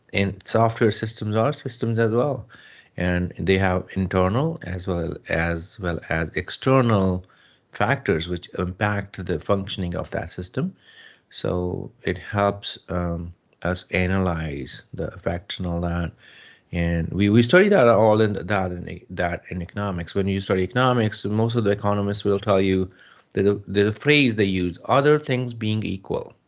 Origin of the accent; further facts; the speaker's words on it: Jalandhar district, Punjab, India; moved away as an adult; also born or lived in Chandigarh; now in United States; Yes, I'm from India, from Punjab. I was born uh, and raised in a small village and uh, um, in, Punjab, um, Jalandhar district.